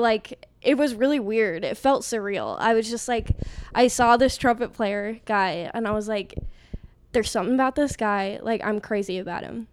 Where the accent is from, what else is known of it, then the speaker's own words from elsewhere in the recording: Arizona, United States; I'm from Arizona